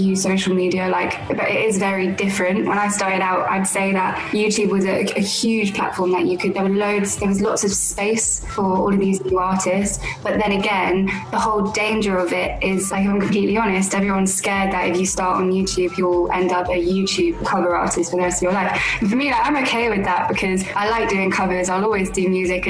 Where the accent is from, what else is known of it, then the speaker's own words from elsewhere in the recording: London, United Kingdom; I was born and raised in London.